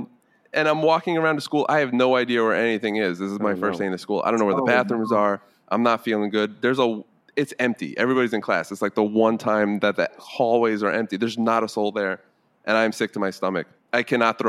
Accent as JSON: {"language": "English", "town": "Mahopac", "region": "New York", "country": "United States", "tie": "born or raised there", "said": "I grew up in New York. When I was in high school, it was Putnam County"}